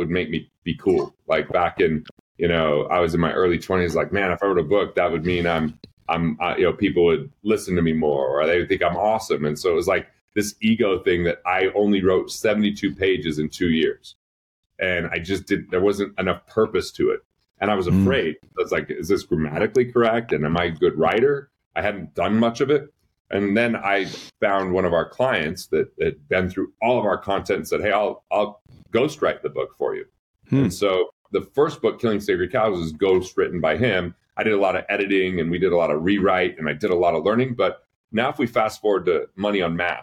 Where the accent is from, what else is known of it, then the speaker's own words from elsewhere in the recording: Price, Utah, United States; also born or lived in East Carbon, Utah; the town Price I lived in from there